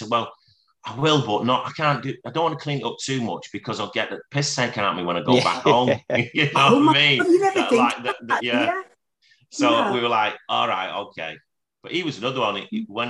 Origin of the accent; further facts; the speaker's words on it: Scotland, United Kingdom; So, well, I am Scottish.